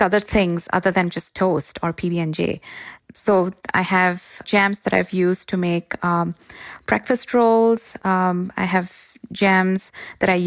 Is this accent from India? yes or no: yes; Mumbai, Maharashtra, India; now in Bay Area, United States; I'm originally from Mumbai